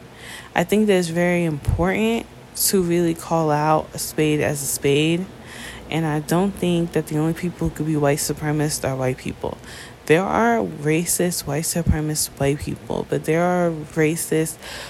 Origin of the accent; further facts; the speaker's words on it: New York, United States; I'm from New York